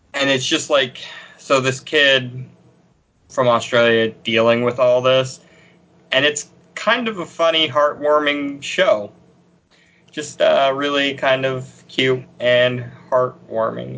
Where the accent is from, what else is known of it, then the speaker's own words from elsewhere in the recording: Pennsylvania, United States; I'm from Pennsylvania